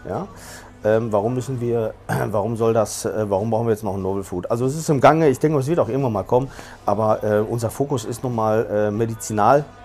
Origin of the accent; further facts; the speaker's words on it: Dortmund, North Rhine-Westphalia, Germany; moved away as an adult; now in Barcelona, Spain; ich bin Spanier, ich bin in Dortmund geboren, aber äh, lebe in den letzten drei Jahren äh, in, äh, in, Barcelona